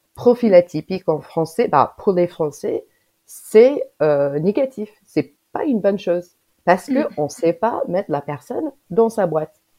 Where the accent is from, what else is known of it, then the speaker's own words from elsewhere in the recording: United States; French is a second language; now in Grenoble, France; moi je suis américaine, j'habite en France